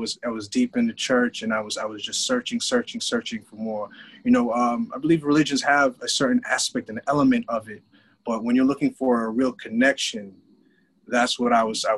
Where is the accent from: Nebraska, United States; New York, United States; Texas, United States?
New York, United States; New York City; I'm a New Yorker. I'm from Brooklyn.